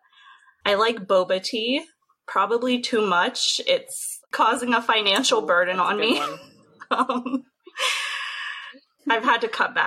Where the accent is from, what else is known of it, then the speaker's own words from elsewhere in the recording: Pittsburgh, Pennsylvania, United States; now in Richmond, United States; I'm from Pittsburgh, Pennsylvania, and I really miss it